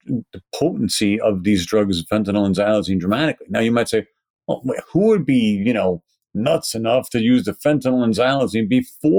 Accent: New York City, New York, United States; accent: Brooklyn; my Brooklyn accent

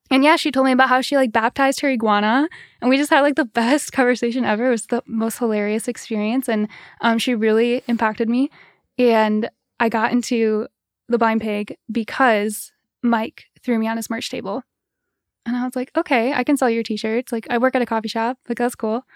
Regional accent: East Lansing, Michigan, United States; moved away as an adult; also born or lived in Paris; now in Holland, United States; Grew up in East Lansing

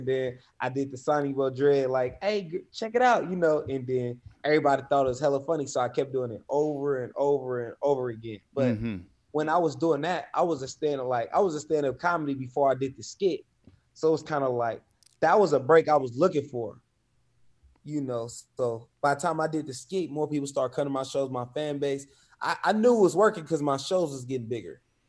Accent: California, United States; So I come from the Bay Area is real big on hip hop, independence, and athletes.

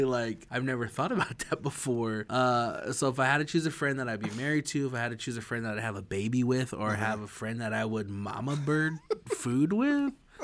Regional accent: Idaho, United States; I'm from Idaho, but we ain't that redneck

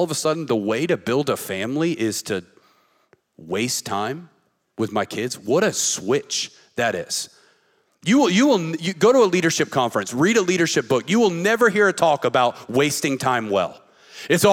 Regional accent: the South, United States; we grew up in the South and we grew up in these churches

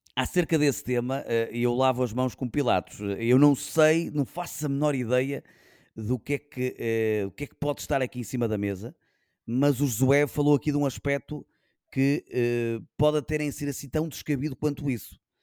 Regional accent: Barcelos, Braga, Portugal; sendo eu barcelense

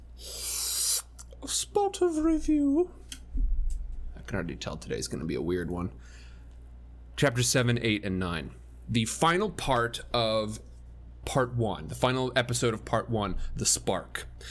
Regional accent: Midwest, United States; I grew up in the Midwest

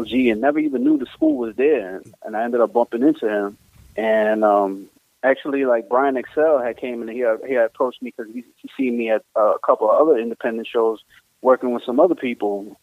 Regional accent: New York City, New York, United States; I'm from Bushwick actually. I'm from the south side of Bushwick, down there by Bushwick and Schaefer

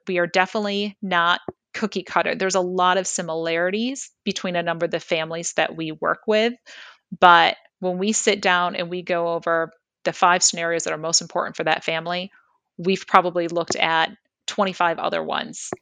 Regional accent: Michigan, United States; now in Lehigh Valley, United States; I grew up in Michigan and then came here, as mentioned, in, in two thousand three

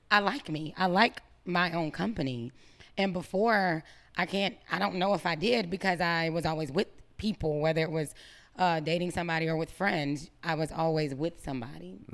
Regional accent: Greenville, United States; moved away as an adult; also born or lived in Atlanta

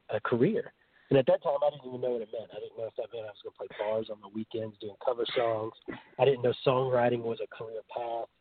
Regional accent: North Carolina, United States; also born or lived in Nashville; So I'm from North Carolina

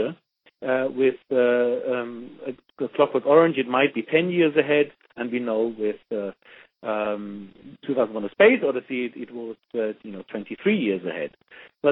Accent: Germany; moved away; I grew up in Germany

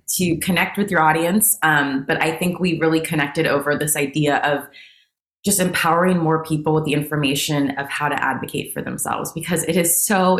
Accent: San Jose, California, United States; because I'm from the Bay Area. I grew up in San Jose, California.

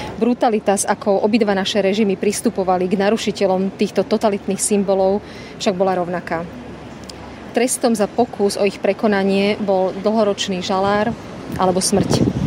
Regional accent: Slovakia; nám, Slovakom a Čechom

